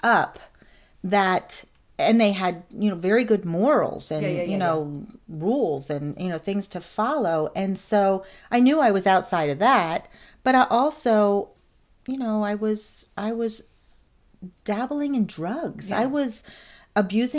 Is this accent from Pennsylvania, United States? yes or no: yes; Nazareth, Pennsylvania, United States; moved away; I ended up in my hometown of Nazareth with a girlfriend